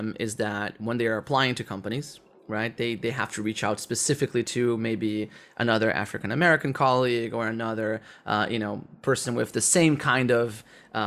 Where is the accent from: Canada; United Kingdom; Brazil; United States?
Brazil; English is a second language; moved away; also born or lived in Netherlands; I'm from Brazil, I speak Portuguese and I speak English